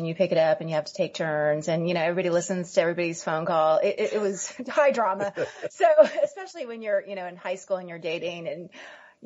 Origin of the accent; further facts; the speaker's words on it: Santa Maria, California, United States; moved away as an adult; my hometown of Santa Maria